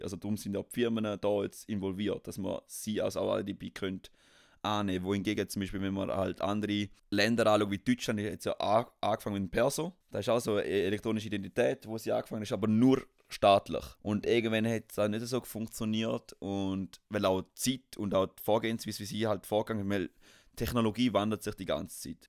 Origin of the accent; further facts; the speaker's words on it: Switzerland; wir als Schweizer